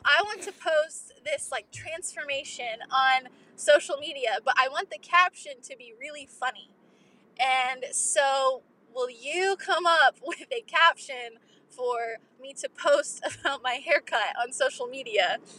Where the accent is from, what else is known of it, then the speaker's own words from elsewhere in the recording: Kentucky, United States; I'm …. {S1} Hi, …. {S13} I'm from Kentucky, and I love your podcast.